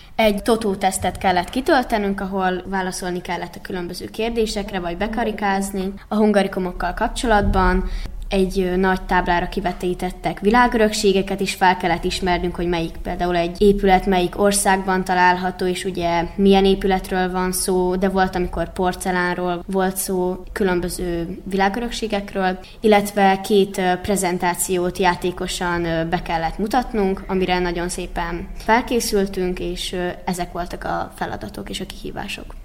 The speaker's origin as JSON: {"language": "Hungarian", "region": "Vojvodina", "country": "Serbia", "said": "mi voltunk az egyetlen vajdasági csapat, és erre nagyon büszkék vagyunk a vajdasági magyarságunkra"}